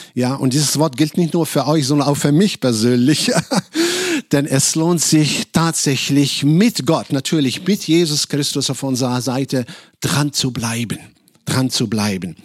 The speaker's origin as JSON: {"language": "German", "town": "Casablanca", "region": "Casablanca-Settat", "country": "Morocco", "tie": "born or raised there", "second_language": "German", "moved": "as an adult", "lives_now": "Germany", "said": "Ich komme ursprünglich aus Casablanca, Marokko"}